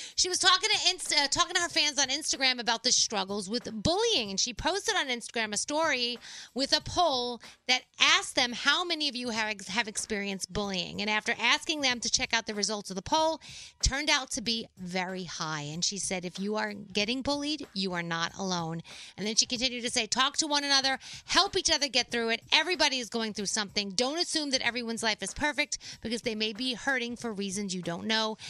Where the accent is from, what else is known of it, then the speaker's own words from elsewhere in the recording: New York City, New York, United States; I come from the Bronx